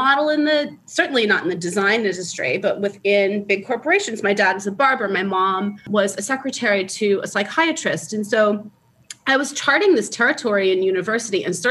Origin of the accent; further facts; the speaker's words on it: New Orleans, Louisiana, United States; moved away as an adult; also born or lived in California; I grew up in New Orleans